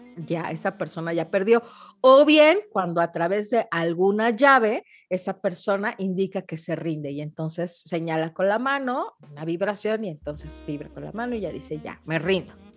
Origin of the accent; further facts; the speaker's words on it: Mexico City, Mexico; siendo mexicanos y chilangos